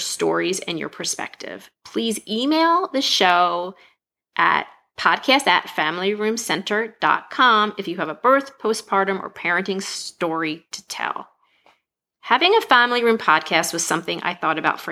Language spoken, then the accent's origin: English; outside of Philadelphia, Pennsylvania, United States; moved away; I grew up outside of Philadelphia, hence the Eagles fan